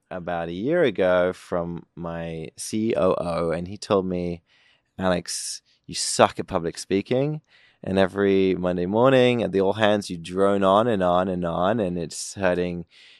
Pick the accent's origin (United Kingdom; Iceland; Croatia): United Kingdom; I'm British.